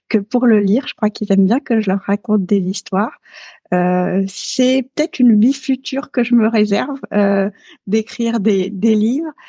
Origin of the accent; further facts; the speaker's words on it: Dakar, Senegal; also born or lived in Paris / Neuilly-sur-Seine; Alors j'ai grandi, euh, j'ai grandi à Dakar. bon, je suis née à Paris. j'ai mes, mes premières années étaient à Neuilly-sur-Seine, mais j'ai grandi à Dakar. Dakar, donc au Sénégal.